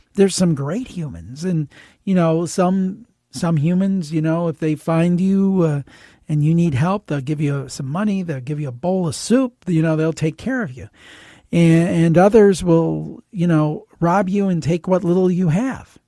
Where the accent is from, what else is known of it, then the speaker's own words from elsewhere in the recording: Cleveland, Ohio, United States; I'm from Cleveland and grew up actually in the city, not in the suburb